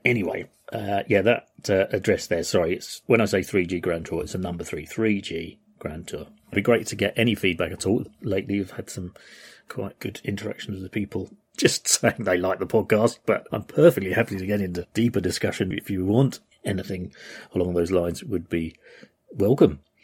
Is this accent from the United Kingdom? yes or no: yes; United Kingdom; as a British person, we often use the term yank